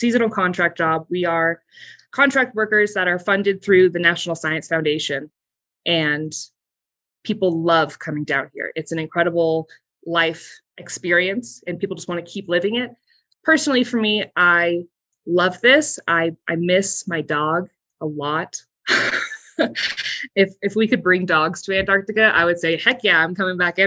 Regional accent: Southern California, United States; moved away as an adult; I'm from Southern California

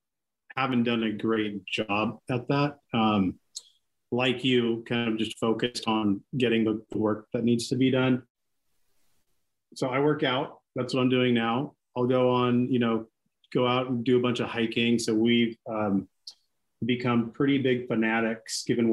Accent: Seattle, Washington, United States; first language Greek; English is a second language; grew up in Seattle, went to Blanchett High School, went to the U where I met you

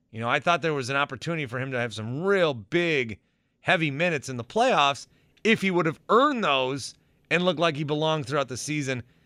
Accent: La Crosse, Wisconsin, United States; also born or lived in Fond du Lac, Wisconsin; I grew up in lacrosse

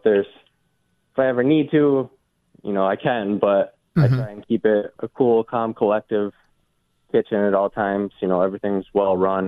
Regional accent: Rochester, New York, United States; moved away as an adult; also born or lived in North Miami, Florida; now in Buffalo, United States; So I'm new to Buffalo fairly. I'm from Rochester.

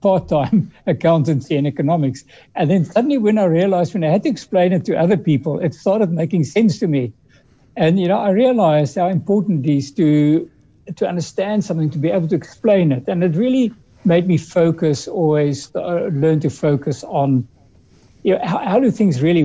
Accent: Cape Town, Western Cape, South Africa; also born or lived in Europe; I grew up in the Western Cape in First Observatory and then Woodstock

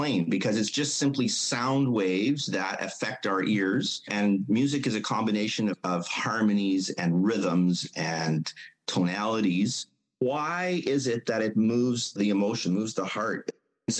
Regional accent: Mission, British Columbia, Canada; I grew up in Mission

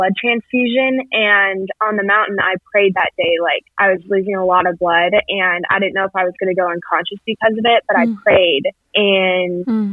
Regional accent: Colorado, United States; I'm from Colorado.

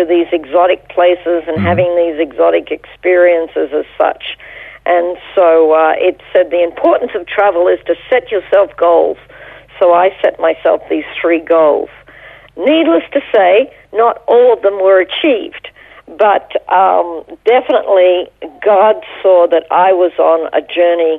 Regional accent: Toowoomba, Queensland, Australia; moved away as an adult; also born or lived in Brisbane; now in Jerusalem, Israel; spent most of my childhood growing up and my pivotal years of education in Toowoomba

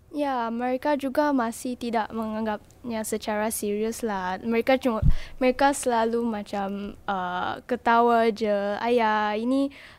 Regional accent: Singapore; sebagai warga Singapura

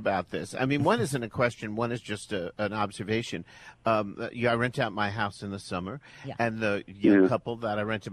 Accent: New York City, New York, United States; I'm from Bensonhurst

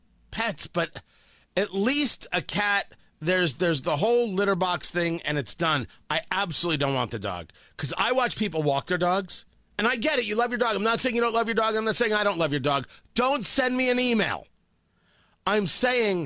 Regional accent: Middletown, New Jersey, United States; I grew up in Middletown, New Jersey.

